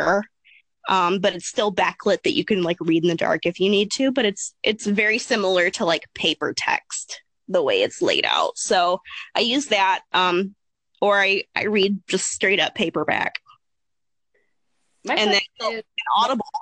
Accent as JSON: {"language": "English", "region": "Appalachia", "country": "United States", "tie": "born or raised there", "said": "I grew up in Appalachia"}